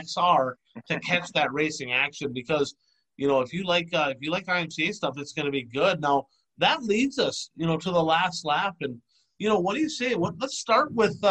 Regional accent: Minnesota, United States; now in Illinois, United States; I'm from Minnesota. I now live in Illinois

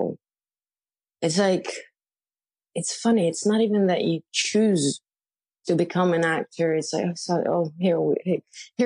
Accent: Rishon LeZion, Central District, Israel; moved away as an adult; also born or lived in Tel Aviv; now in New York City, United States; I'm from a small place called Rishon LeZion, which is like 20 minutes from Tel Aviv. But I moved to Tel Aviv when I was 15

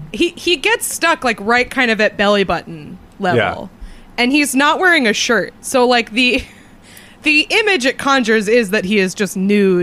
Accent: United States; as an American

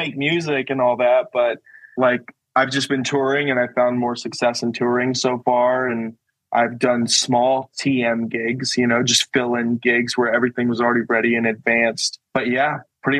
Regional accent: Phoenix, Arizona, United States; I did metalcore bands all the time growing up because I'm from Phoenix.

